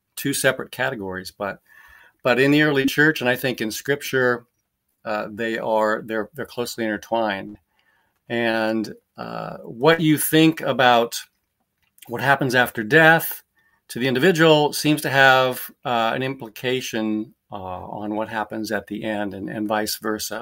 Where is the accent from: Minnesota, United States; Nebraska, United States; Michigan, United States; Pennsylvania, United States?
Nebraska, United States; moved away as an adult; also born or lived in Orlando, Florida; I was born in Nebraska, raised there, and, uh, went to school there, went to college there